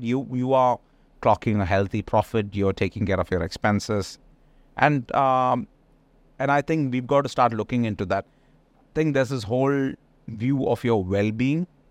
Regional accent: India; moved away; being Indian, there's a lot of our people who are in these kind of businesses

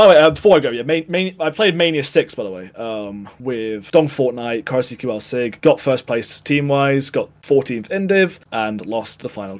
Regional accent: the north of England, United Kingdom; I'm from Northern England

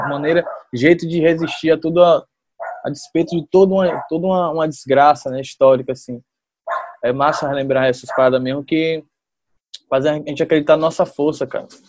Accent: Salvador, Bahia, Brazil; eu era um jovem que eu estava aqui em Salvador

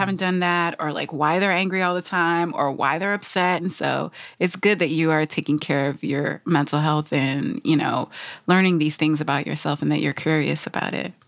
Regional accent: Michigan, United States; my parents are from the Caribbean. I grew up in Michigan

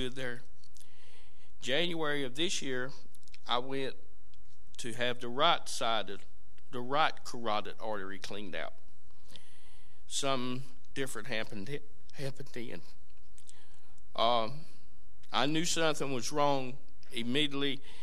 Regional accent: Duplin County, North Carolina, United States; I was brought up in Duplin County back in the 1900s.

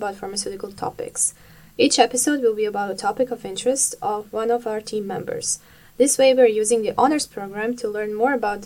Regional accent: Croatia; now in Netherlands; I come from a sunny country called Croatia

